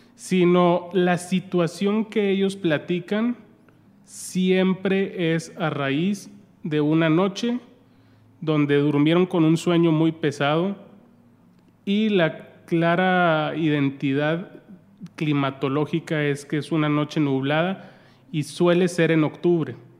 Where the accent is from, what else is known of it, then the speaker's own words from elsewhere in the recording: Santiago, Nuevo León, Mexico; yo soy de Santiago Nuevo León